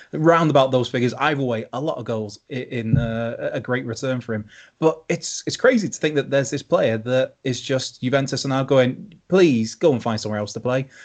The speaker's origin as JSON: {"language": "English", "region": "Wales", "country": "United Kingdom", "said": "speaking as a Welshman"}